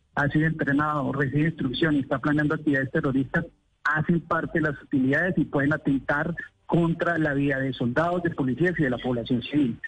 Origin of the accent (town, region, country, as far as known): Colombia